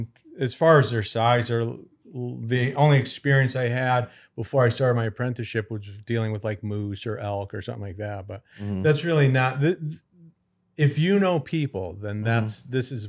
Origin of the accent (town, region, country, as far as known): Connecticut, United States